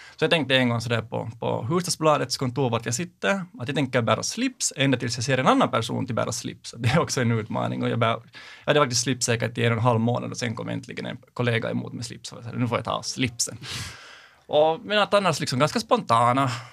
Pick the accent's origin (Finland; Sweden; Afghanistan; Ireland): Finland; Sipoo, Uusimaa; now in Helsinki, Finland; jag är uppvuxen i Sibbo, bor nu i Helsingfors